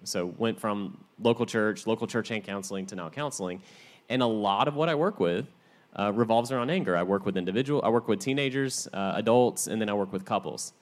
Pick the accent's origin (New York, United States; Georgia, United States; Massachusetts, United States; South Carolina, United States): Georgia, United States; growing up in Georgia